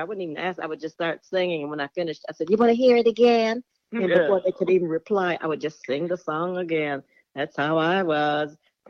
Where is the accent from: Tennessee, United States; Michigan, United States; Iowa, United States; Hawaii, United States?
Michigan, United States; Detroit; born and raised in Detroit.